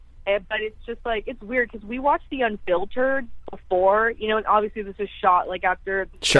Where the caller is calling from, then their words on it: San Francisco Bay Area, California, United States; I'm calling you guys from San Francisco Bay Area, California.